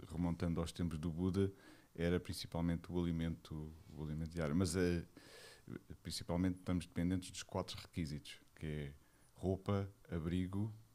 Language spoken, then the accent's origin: Portuguese; Lisbon, Portugal; Eu sou de Lisboa. Lisboa. Alfacinha de gema, como se costuma dizer.